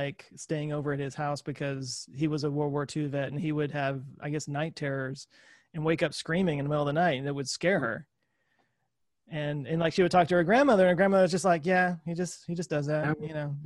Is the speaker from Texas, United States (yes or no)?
yes; Dallas, Texas, United States; Being in Texas, I'm from Dallas